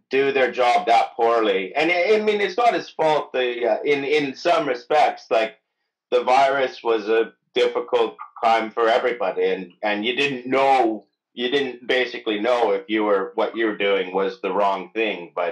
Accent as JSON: {"language": "English", "town": "Mississauga", "region": "Ontario", "country": "Canada", "tie": "born there", "said": "I was born in Mississauga. Don't let the Wikipedia page deny this, but Tor- uh, Toronto is not my home in any way."}